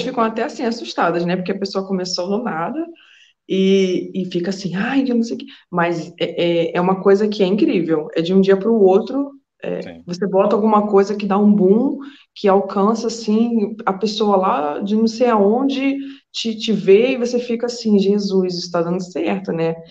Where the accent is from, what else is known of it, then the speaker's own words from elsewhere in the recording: Niterói, Rio de Janeiro, Brazil; accent: carioca; moved away as an adult; also born or lived in Cabo Frio, Brazil; now in Coimbra, Portugal; Mas eu sou de Niterói, São Gonçalo ali, tudo no mesmo, no mesmo barco.